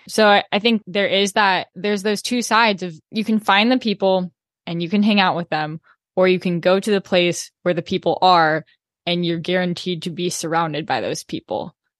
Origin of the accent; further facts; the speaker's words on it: Corvallis, Oregon, United States; moved away; I'm from Corvallis